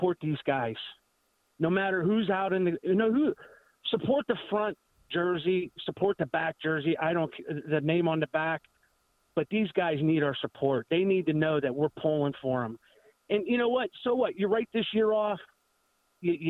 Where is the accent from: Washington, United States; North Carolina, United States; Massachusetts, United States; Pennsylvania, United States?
Pennsylvania, United States; Pittsburgh; I'm from the Pittsburgh area